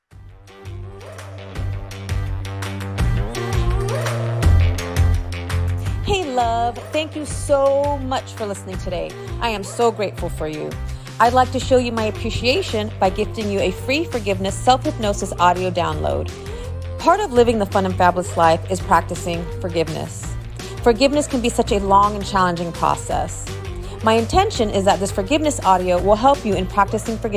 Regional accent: San Mateo, California, United States; I grew up in San Mateo

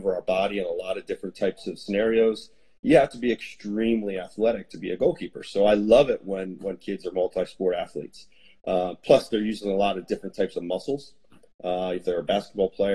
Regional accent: New Holland, Pennsylvania, United States; I grew up in Lancaster, Pennsylvania, or just outside of Lancaster in a little town called New Holland.

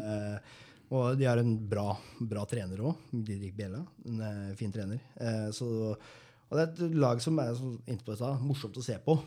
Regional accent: Moss, Østfold, Norway; som mossing

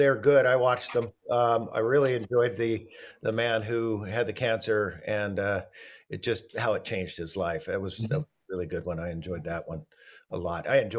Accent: Oregon, United States; I am from Oregon

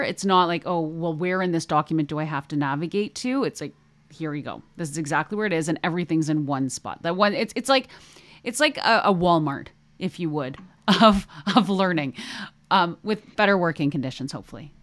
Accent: Canada; accent: Canadian; hear my Canadian about there

